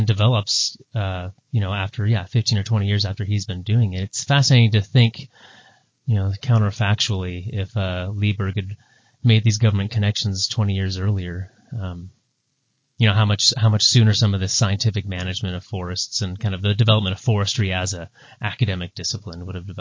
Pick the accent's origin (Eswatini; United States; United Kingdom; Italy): United States; Bellingham, Washington; I grew up in the Pacific Northwest in Bellingham